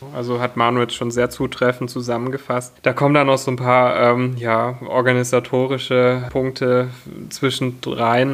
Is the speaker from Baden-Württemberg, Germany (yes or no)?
yes; near Stuttgart, Baden-Württemberg, Germany; Ich äh, komme aus der Nähe von Stuttgart